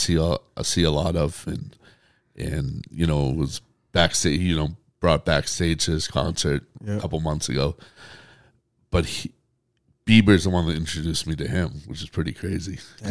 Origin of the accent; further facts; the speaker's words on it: Boston, Massachusetts, United States; especially for me growing up in Boston sports